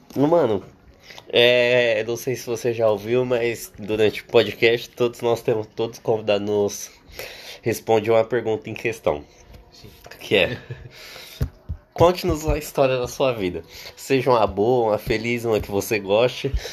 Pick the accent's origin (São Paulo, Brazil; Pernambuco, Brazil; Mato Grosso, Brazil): São Paulo, Brazil; Porque eu vivo há 18 anos no mesmo lugar sempre. E eu nunca saí de São Paulo também.